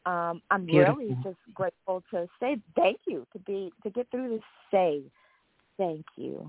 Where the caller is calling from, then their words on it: Los Angeles, California, United States; Oh, greetings, Miss Blue. … from Los Angeles.